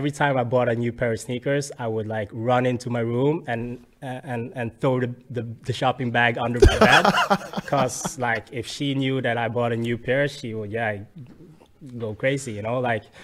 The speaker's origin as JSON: {"language": "English", "town": "Bergen", "region": "Vestland", "country": "Norway", "tie": "born or raised there", "said": "I'm born and raised in Bergen."}